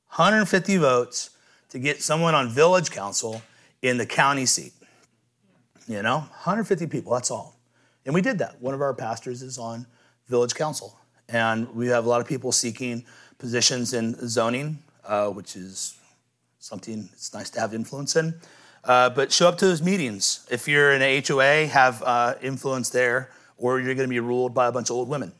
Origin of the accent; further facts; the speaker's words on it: Midwest, United States; moved away; I was from the Midwest